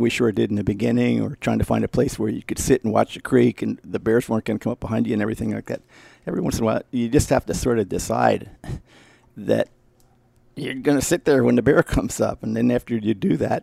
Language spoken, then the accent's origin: English; East Coast, United States; moved away; I'm from the East Coast